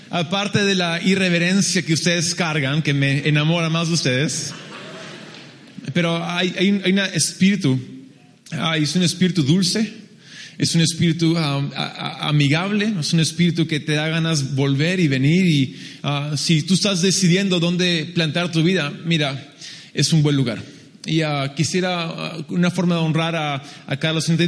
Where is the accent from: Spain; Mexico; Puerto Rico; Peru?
Peru; also born or lived in United States; soy un americano que a los dos años mis padres me llevan al Perú y mis padres van como misioneros en el 83 y ah, nos hemos quedado ahí desde entonces. Entonces, si uno es lo que come, soy más peruano que un inca.